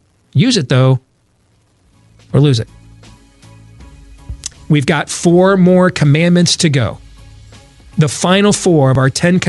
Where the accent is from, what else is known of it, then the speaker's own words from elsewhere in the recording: Michigan, United States; I grew up in Michigan. You grew up in Wisconsin.